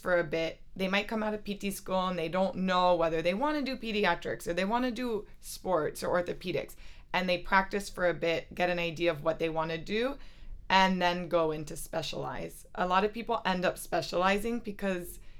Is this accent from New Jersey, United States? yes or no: no; Miami, Florida, United States; also born or lived in New York; I'm from Miami, Florida